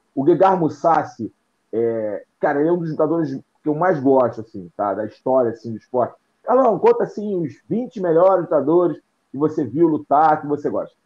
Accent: Brazil; como brasileiro

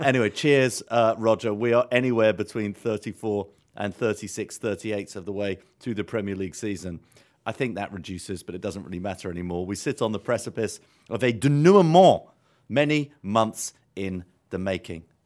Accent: England, United Kingdom; now in New York, United States; We're English in America

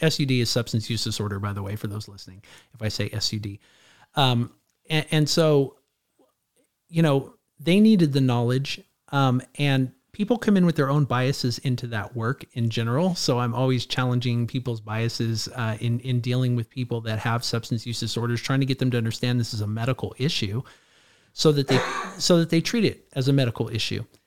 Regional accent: Clovis, California, United States; also born or lived in Edwards Air Force Base, California; I, I grew up here, I grew up in, in, in, in Clovis

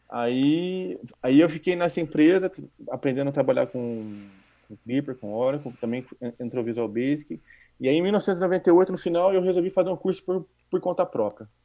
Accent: Campinas, São Paulo, Brazil; moved away as an adult; para quem é do interior, como eu era de Campinas

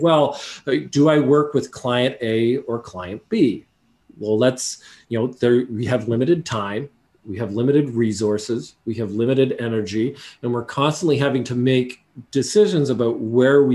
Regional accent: Canada; I'm a Canadian

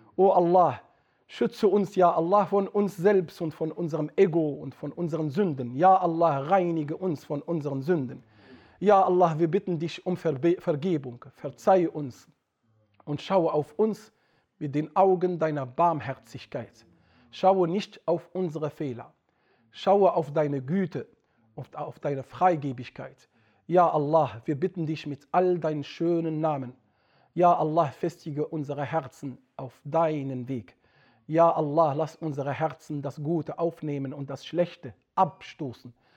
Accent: Atlas Mountains, Morocco; moved away; bei uns in Atlasgebirgen, wo die Menschen konservativ sind

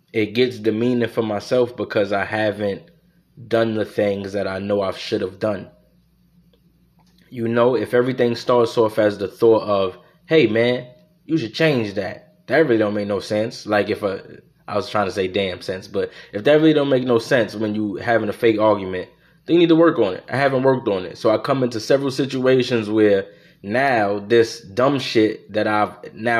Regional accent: United States; I'm an American

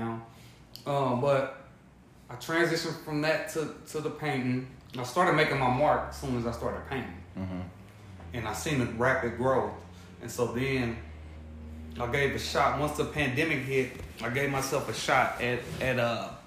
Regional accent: Indianapolis, Indiana, United States; I come from Indianapolis

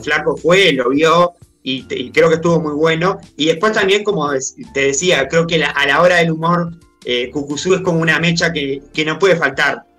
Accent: Paysandú, Uruguay; yo soy de Paysandú

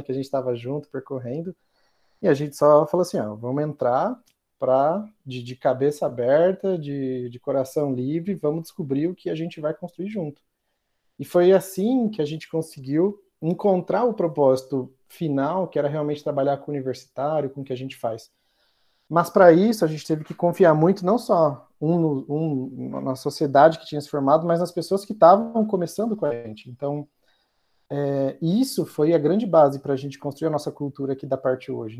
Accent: Santo André, São Paulo, Brazil; eu sou lá de Santo André, morava com meus pais

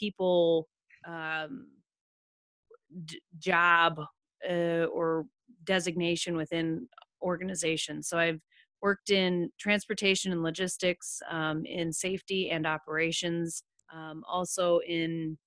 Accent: Western South Dakota, United States; moved away as an adult; also born or lived in Omaha, Nebraska; I grew up in Western South Dakota on a cattle ranch.

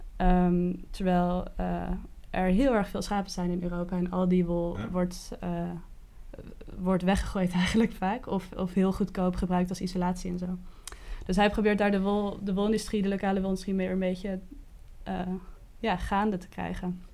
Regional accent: Kockengen, Utrecht, Netherlands; also born or lived in The Hague; als kind, ik ben verhuisd vanuit Den Haag naar, naar het platteland van Utrecht

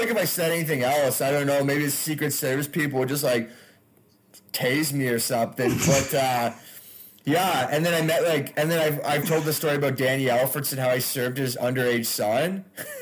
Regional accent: Canada; I'm Canadian

